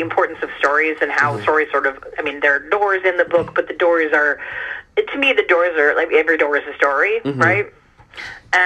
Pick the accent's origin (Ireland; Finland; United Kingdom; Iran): Iran; now in United States; I was born in Iran